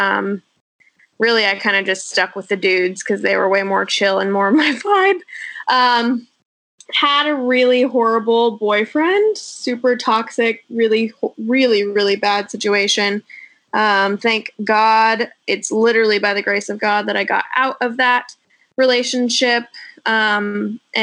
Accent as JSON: {"language": "English", "town": "O'Neill", "region": "Nebraska", "country": "United States", "tie": "born or raised there", "also_born_or_lived": "Texas / Austin, Texas", "moved": "as an adult", "lives_now": "California, United States", "said": "So I was born and raised in Nebraska, super small town."}